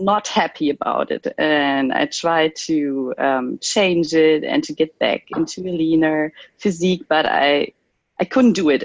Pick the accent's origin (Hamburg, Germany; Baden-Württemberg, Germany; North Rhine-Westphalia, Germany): North Rhine-Westphalia, Germany; Cologne; I'm from Cologne in Germany